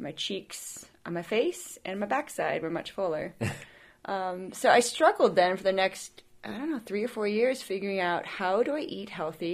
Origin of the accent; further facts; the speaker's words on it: Midwest, United States; I grew up in the Midwest.